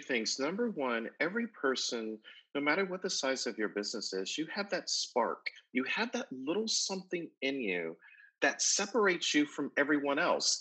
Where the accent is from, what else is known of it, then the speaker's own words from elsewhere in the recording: Buffalo, New York, United States; moved away; also born or lived in Atlanta, Georgia; I grew up in Buffalo, New York, lived in Atlanta, Georgia for a number of years